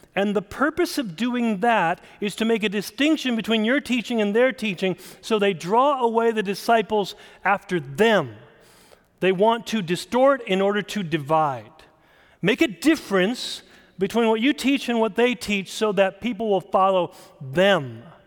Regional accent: South Dakota, United States; I grew up in South Dakota

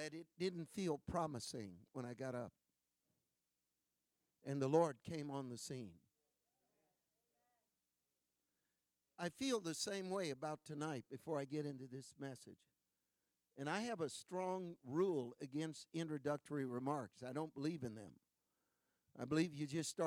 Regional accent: California, United States; I am from California, the land of the latte

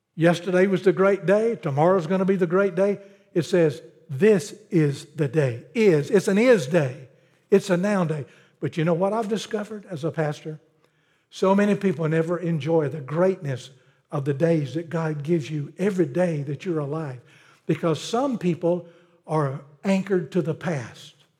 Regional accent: Pelzer, South Carolina, United States; Growing up in Pelzer, South Carolina, I grew up when textile was big, the cotton mill was big

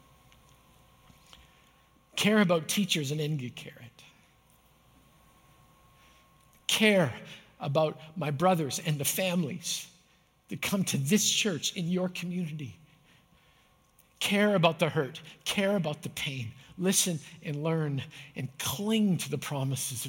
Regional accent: Canada; I grew up in Canada

